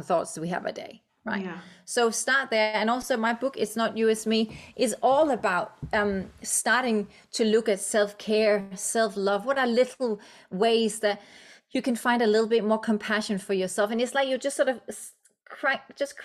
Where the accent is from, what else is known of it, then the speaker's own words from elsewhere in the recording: Denmark; English is a second language; moved away; I'm Danish. English is my second language